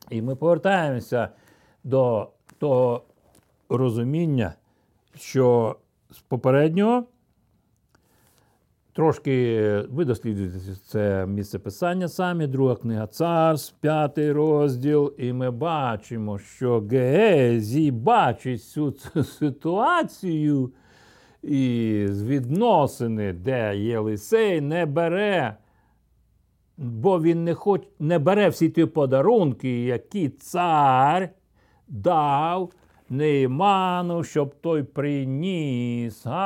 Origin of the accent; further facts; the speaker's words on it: Ukraine; also born or lived in Russia; де 5-6 років я з Росії повернувся в це село за, біля Білорусі і Росії. Якраз було видно той міст, який вів через річку до Чорнобиля